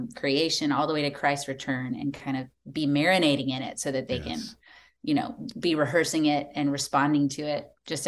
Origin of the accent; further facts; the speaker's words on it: Texas, United States; We live in Dallas now. We've moved around quite a bit, but we live in Dallas and we're from Texas.